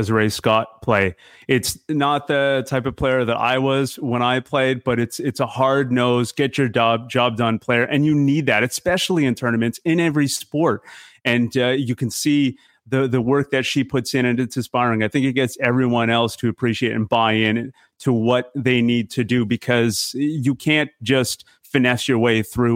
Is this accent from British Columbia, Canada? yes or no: yes; Vancouver, British Columbia, Canada; moved away; also born or lived in Winnipeg; I'm from Vancouver originally